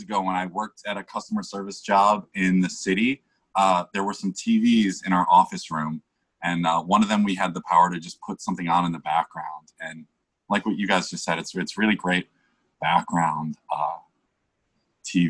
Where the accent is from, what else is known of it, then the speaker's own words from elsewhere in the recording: United States; as an American